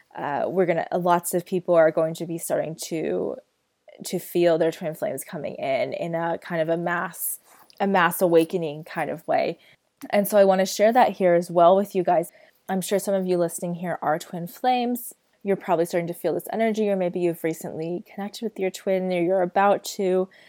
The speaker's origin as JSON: {"language": "English", "country": "United States", "tie": "born or raised there", "moved": "yes", "said": "I am American born, um, I am American citizen"}